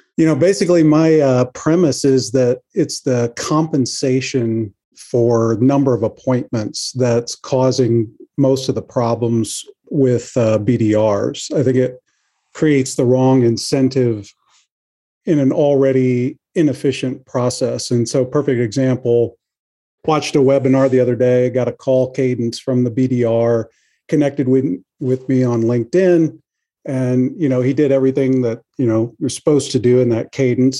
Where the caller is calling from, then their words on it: Kansas City, Missouri, United States; I'm also calling from Kansas City.